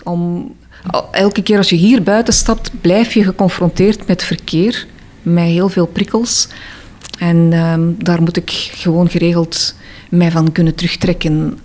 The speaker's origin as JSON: {"language": "Dutch", "town": "Antwerp", "region": "Flanders", "country": "Belgium", "moved": "as an adult", "lives_now": "Bruges, Belgium", "said": "Aan mijn accent te horen is dat duidelijk dat ik niet van uh, Brugge ben. Afkomstig of niet van West-Vlaanderen. Ik ben eh, een inwijkeling. Ik kom uit Antwerpen."}